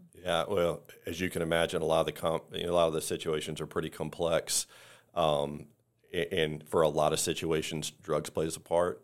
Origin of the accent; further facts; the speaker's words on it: the Carolinas, United States; now in Tampa, United States; we're originally from the Carolinas, but we lived in Tampa for twenty-eight years